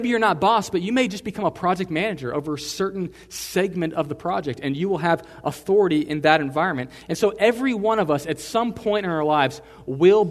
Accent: Texas, United States; I'm in America, I'm a Texan

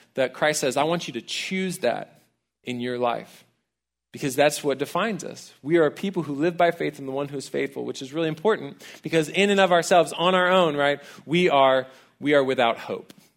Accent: College Station, Texas, United States; I actually grew up here in town. I'm a townie, I'm from College Station

